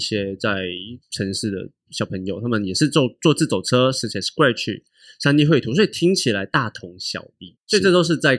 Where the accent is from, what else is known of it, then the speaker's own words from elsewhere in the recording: Taipei, Taiwan; 还是对我台北人太那个？